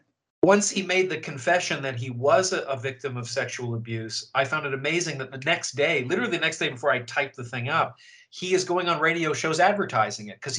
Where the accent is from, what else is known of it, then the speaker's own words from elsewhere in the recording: Canada; now in United States; I'm from Canada, where the BBC was very present